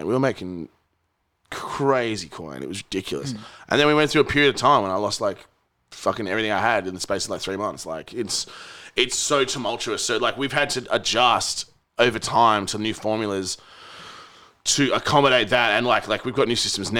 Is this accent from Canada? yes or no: no; Perth, Western Australia, Australia; moved away as an adult; I left when I was like by the time I was 21 from Perth